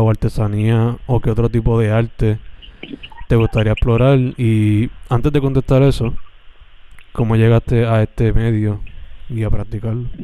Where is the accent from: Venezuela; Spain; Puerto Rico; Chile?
Puerto Rico; Sabana Grande; now in Carolina, Puerto Rico; soy originalmente de Sabana Grande, San Germán